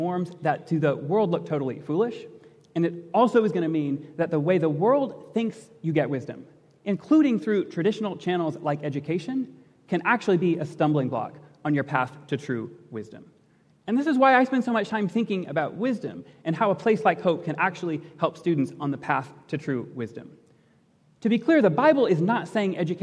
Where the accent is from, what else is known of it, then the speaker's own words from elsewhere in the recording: Portage, Michigan, United States; I grew up in Portage, Michigan, went to public schools in Portage, Michigan